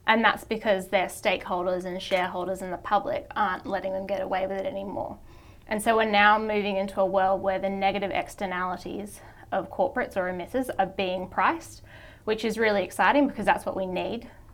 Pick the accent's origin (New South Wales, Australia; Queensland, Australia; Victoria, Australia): New South Wales, Australia; Sydney; also born or lived in Wellington, New Zealand; I grew up in Sydney and went to school here, and then I went back to New Zealand for university where my family's from